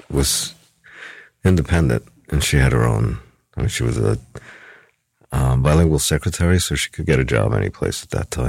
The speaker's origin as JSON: {"language": "English", "town": "New York City", "region": "New York", "country": "United States", "said": "Oh yeah, from New York City, yeah, for sure."}